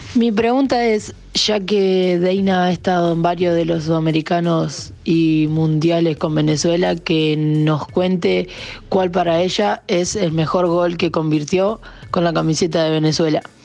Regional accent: Uruguay; como uruguaya

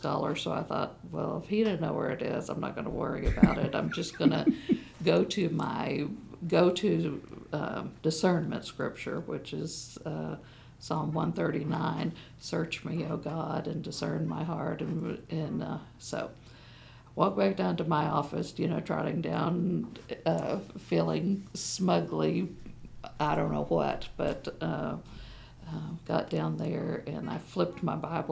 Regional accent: Tampa, Florida, United States; my life growing up in Tampa, Florida, at Lewis Memorial Cumberland Presbyterian Church

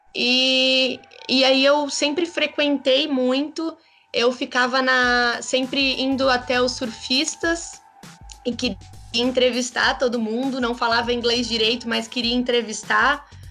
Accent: Brazil; Somos brasileiros

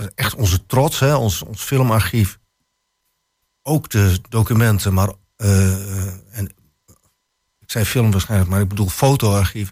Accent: Harlingen, Friesland, Netherlands; now in Twente, Netherlands; ik kom uit Harlingen

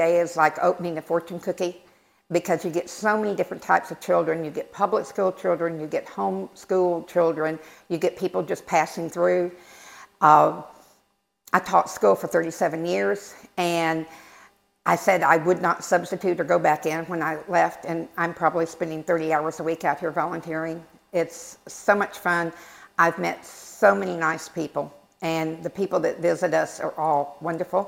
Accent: Texas, United States; now in Pitt County, North Carolina, United States; I've been in Pitt County for 30 years. I'm originally from Texas

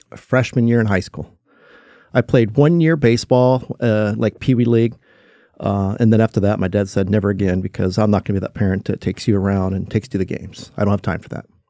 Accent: Willits, California, United States; also born or lived in Ukiah, California; I grew up in, uh, Willits, California. So I was born in Ukiah, California

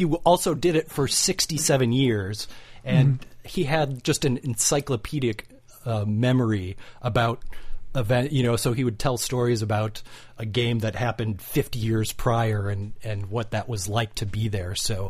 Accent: White Bear Lake, Minnesota, United States; moved away as an adult; now in Los Angeles, United States; I grew up in White Bear Lake, Minnesota until I moved out here to Los Angeles in 1993.

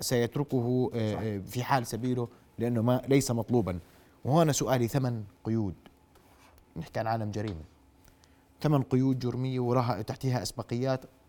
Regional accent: Jordan

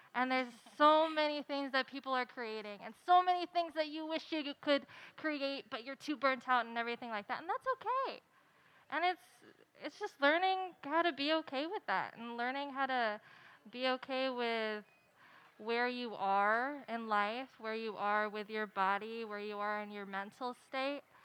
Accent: Santa Barbara, California, United States; I'm actually from Santa Barbara

